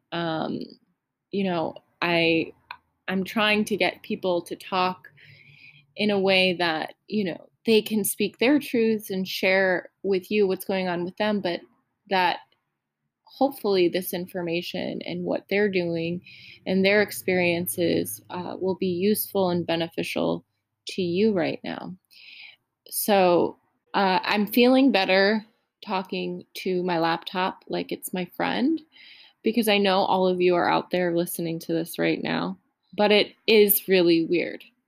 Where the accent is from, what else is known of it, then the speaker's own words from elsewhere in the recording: United States; I'm so American